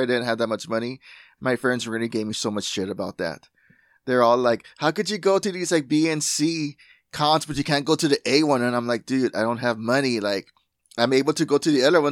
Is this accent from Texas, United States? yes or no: yes; Laredo, Texas, United States; I'm from the border town Laredo. It's not a good place. It's very set in its ways. I'll say that. I don't like it here